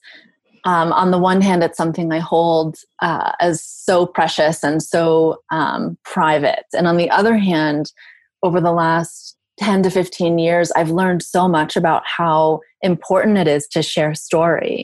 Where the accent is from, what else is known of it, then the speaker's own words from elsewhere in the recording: Southern Virginia, United States; I'm originally from the South. I'm from Southern Virginia.